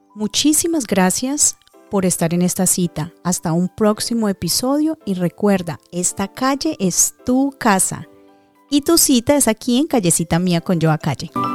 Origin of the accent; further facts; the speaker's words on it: Dagua, Valle del Cauca, Colombia; Yo amo a mi pueblo, adoro a Dagua.